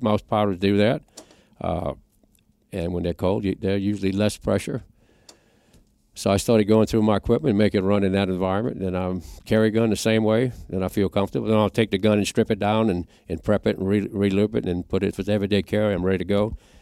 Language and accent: English; Louisiana, United States; I'm from Louisiana, it's like a hundred degrees all the time.